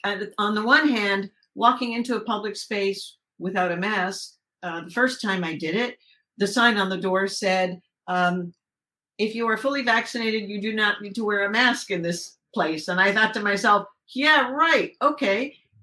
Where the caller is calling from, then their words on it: Southern California, United States; I'm calling from Southern California.